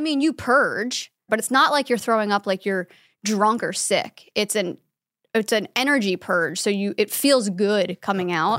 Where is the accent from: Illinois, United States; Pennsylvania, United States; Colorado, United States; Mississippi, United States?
Pennsylvania, United States; about an hour north of Philadelphia; moved away; Pennsylvania, about an hour north of Philadelphia